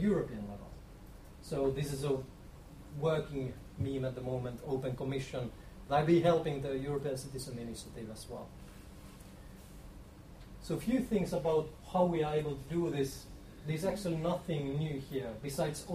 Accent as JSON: {"language": "English", "region": "Lapland", "country": "Finland", "said": "I'm actually originally from Lapland"}